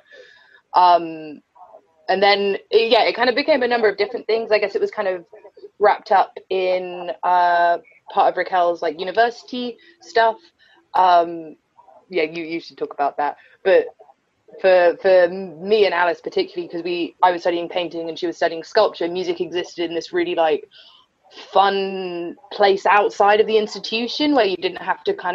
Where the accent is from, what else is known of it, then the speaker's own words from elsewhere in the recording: Somerset, South West England, United Kingdom; moved away as an adult; also born or lived in Brighton; now in London, United Kingdom; we grew up in Somerset, quite rurally